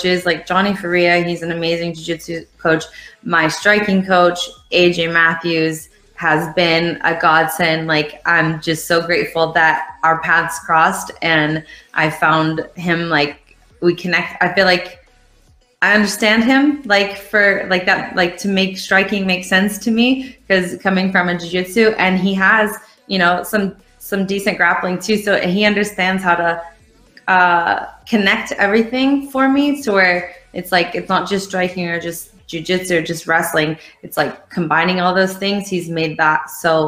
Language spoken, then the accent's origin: English; Ireland; I'm from Ireland